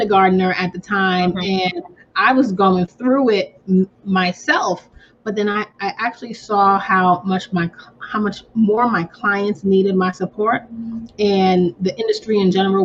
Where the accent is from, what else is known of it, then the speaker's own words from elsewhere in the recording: New York, United States; I'm from New York